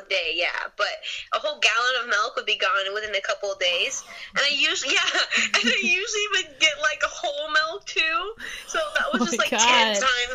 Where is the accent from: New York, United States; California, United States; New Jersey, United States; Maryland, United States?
California, United States; Bay Area; I'm from the Bay Area